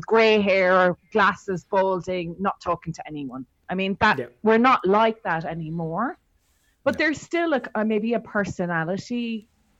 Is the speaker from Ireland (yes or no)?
yes; Ireland; we're both Irish.